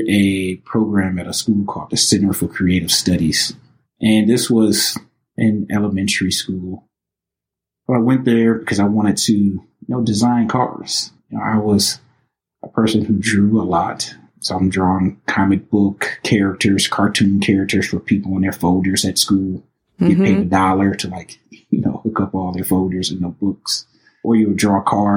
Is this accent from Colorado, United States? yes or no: no; Highland Park, Michigan, United States; also born or lived in Detroit; born and raised in Highland Park, you know, also, you know, raised in the city of Detroit as well